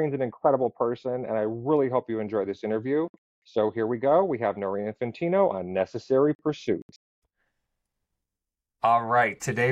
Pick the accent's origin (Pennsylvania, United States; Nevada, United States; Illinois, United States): Pennsylvania, United States; West Pittston; also born or lived in Wyoming, Pennsylvania; now in Tampa, United States; I grew up in Wyoming and West Pittston, Pennsylvania